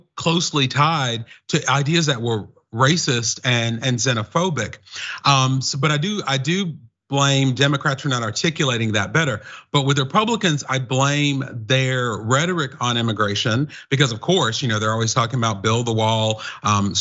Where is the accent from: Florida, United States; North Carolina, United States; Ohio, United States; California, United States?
North Carolina, United States; I'm from North Carolina, but I have lived and studied in three continents